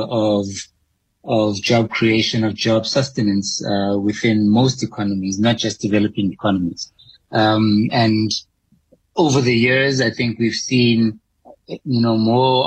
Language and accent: English; South Africa; as a South African economy